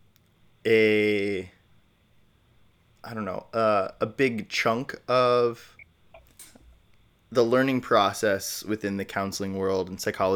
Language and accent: English; Midwest, United States; also born or lived in Indiana / Illinois; I'm, you know, born and raised mostly in the Midwest as well. I was born in Indiana, moved to Illinois